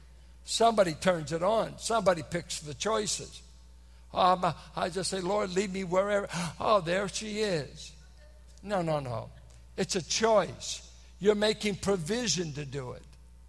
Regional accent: Richmond, Virginia, United States; I'm from Richmond. I said, hot refers either to chicks or stolen goods.

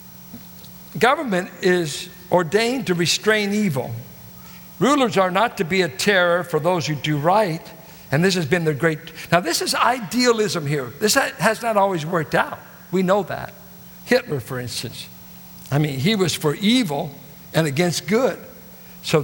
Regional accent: United States; American, I just happened to be born

